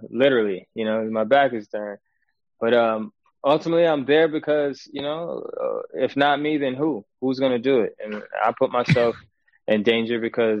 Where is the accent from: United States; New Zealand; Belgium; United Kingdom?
United States; Syracuse, New York; moved away as an adult; also born or lived in Long Island, New York; now in Jersey City, United States; So originally I'm from Syracuse, New York